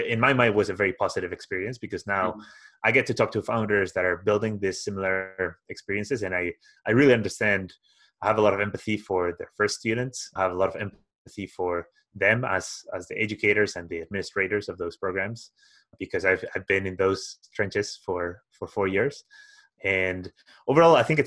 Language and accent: English; Spain; moved away as an adult; also born or lived in Glasgow; I'm originally from Spain